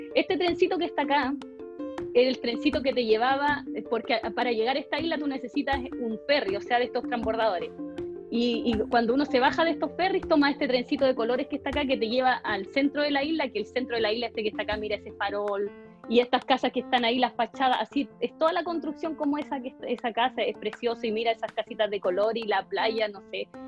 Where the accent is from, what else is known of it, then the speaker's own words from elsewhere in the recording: Chile; moved away as an adult; also born or lived in Australia / Germany; viajé a Chile más que nada. Y llegó la pandemia y aquí me quedo